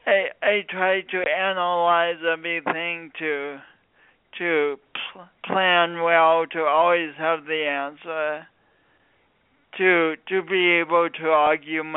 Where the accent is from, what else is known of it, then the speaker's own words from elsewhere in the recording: Midwest, United States; also born or lived in Sioux Falls, South Dakota; now in San Diego, United States; I'm from the Midwest, but this isn't a Midwestern accent